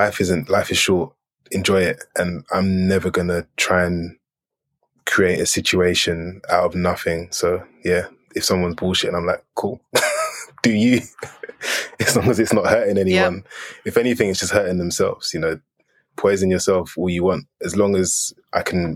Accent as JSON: {"language": "English", "town": "Edmonton", "region": "London", "country": "United Kingdom", "tie": "born or raised there", "also_born_or_lived": "Brooklyn, New York", "moved": "as an adult", "said": "I'm from Edmonton"}